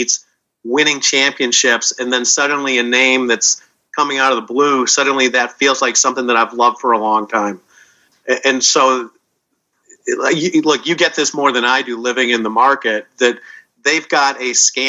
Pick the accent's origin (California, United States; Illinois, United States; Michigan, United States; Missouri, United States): Illinois, United States; Chicago; moved away; I grew up in Chicago